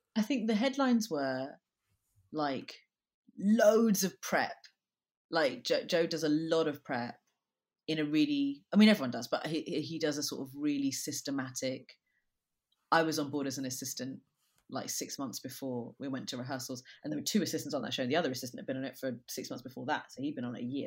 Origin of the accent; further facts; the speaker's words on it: London, United Kingdom; I'm from London. I grew up in Brixton